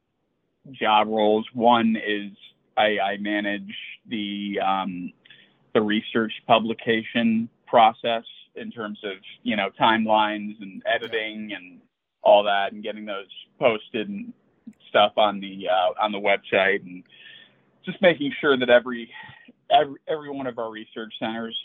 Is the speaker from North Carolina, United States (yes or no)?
no; Chicago, Illinois, United States; I grew up in Chicago